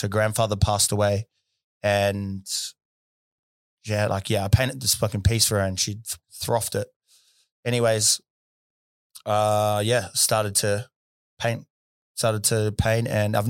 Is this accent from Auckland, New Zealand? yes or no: yes; South Auckland, Auckland, New Zealand; Well, where I grew up in South Auckland, in Thompson Street, it was a beautiful place